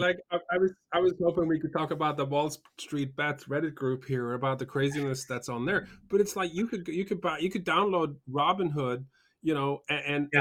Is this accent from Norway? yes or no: yes; Norway; moved away; also born or lived in United Kingdom; I grew up in I grew up in Norway and spent a bunch of time in the UK